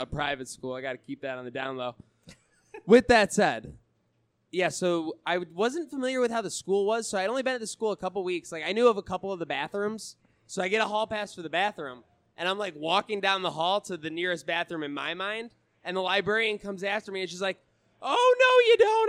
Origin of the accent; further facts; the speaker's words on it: Buffalo, New York, United States; also born or lived in Westchester, New York / Syracuse; I was born in Buffalo, moved, moved to Westchester, New York, moved back to upstate New York